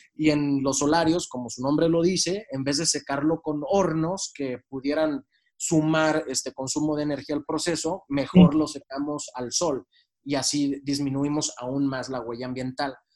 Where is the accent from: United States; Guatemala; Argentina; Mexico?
Mexico; siendo mexicanos